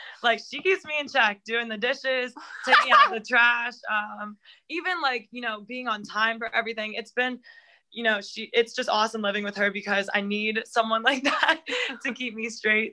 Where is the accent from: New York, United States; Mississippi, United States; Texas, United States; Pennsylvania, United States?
Pennsylvania, United States; Pittsburgh; now in State College, United States; I'm from Pittsburgh